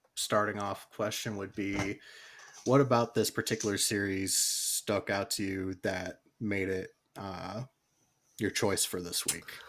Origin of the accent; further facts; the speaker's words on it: United States; me being an American